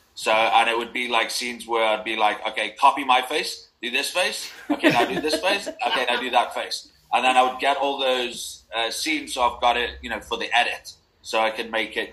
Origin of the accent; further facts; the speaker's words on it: Liverpool, North West England, United Kingdom; moved away; also born or lived in Manchester; I grew up in Liverpool